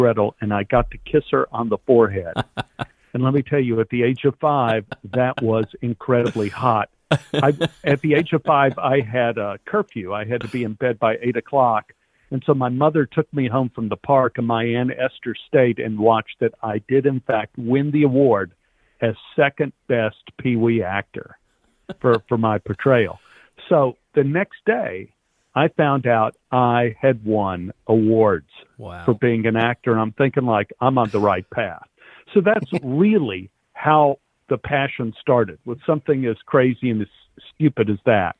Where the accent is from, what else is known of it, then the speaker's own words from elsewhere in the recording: Texas, United States; growing up in Texas